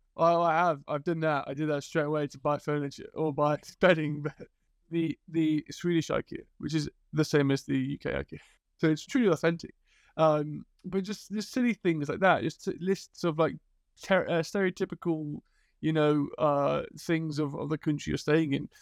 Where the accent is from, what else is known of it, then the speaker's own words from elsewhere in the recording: Liverpool, North West England, United Kingdom; I grew up in Liverpool